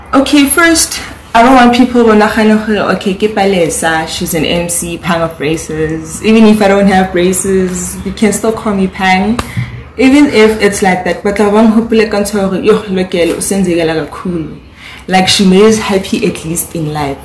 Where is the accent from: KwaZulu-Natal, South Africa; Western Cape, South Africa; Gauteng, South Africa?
Gauteng, South Africa; Johannesburg; I'm from the Lenasia South